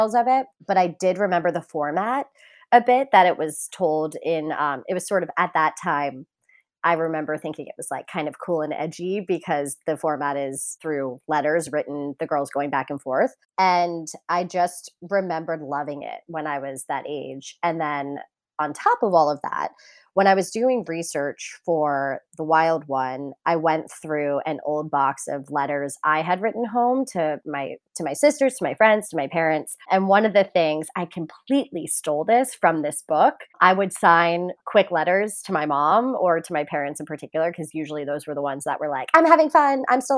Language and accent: English; Emmaus, Pennsylvania, United States; from Emmaus, our hometown